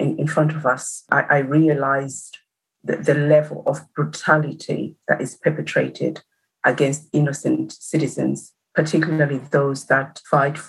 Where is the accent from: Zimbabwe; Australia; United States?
Zimbabwe; moved away; as a citizen of Zimbabwe